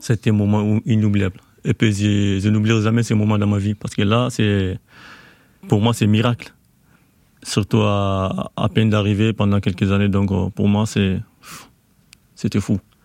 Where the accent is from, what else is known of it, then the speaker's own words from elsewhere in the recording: Mali; moved away as an adult; also born or lived in Côte d'Ivoire; now in France; Je suis malien